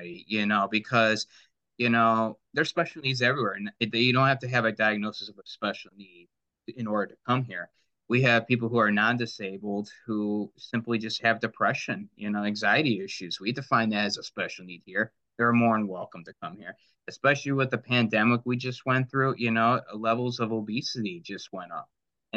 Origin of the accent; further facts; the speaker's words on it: Livonia, Michigan, United States; I grew up in Livonia, so I'm very familiar with the area